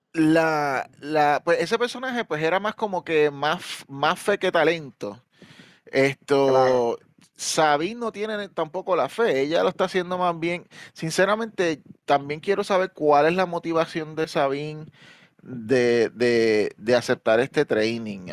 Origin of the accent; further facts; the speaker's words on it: Puerto Rico; now in New York, United States; somos de Puerto Rico, yo vivo en Nueva York